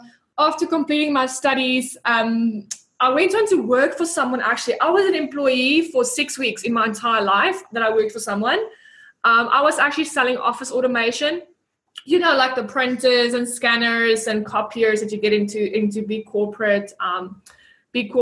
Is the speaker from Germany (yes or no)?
no; South Africa; moved away as an adult; also born or lived in Bloemfontein, South Africa / Port Elizabeth, South Africa; now in Auckland, New Zealand; I'm a South African. I lived in Bloemfontein, Port Elizabeth. I did study at the University of the Free State